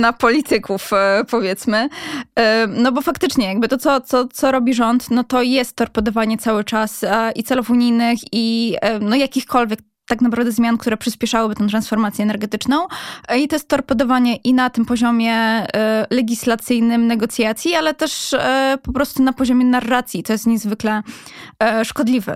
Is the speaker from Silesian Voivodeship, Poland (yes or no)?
yes; Katowice, Silesian Voivodeship, Poland; ja też pochodząc ze Śląska, z, z Katowic